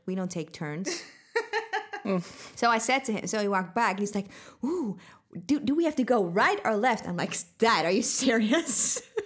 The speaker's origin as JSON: {"language": "English", "country": "Netherlands", "also_born_or_lived": "Sweden", "moved": "yes", "said": "from the Netherlands."}